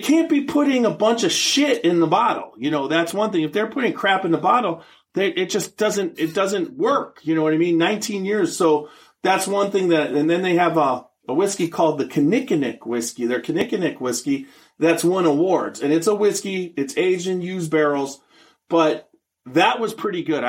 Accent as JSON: {"language": "English", "region": "Wisconsin", "country": "United States", "moved": "yes", "said": "I'm from Wisconsin"}